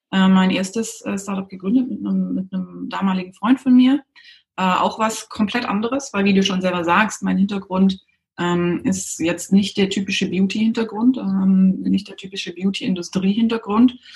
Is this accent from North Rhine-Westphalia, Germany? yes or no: no; Baden-Württemberg, Germany; Ich bin aufgewachsen in der Nähe von Stuttgart, bin dann zum Studieren direkt nach der Schule weg